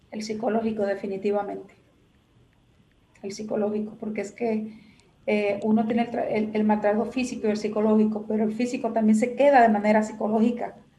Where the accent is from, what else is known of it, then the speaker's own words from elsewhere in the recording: Matas de Farfán, San Juan, Dominican Republic; moved away; llegué donde estaba mi abuela, donde estaba mi familia, que eran mis raíces, mi tierra.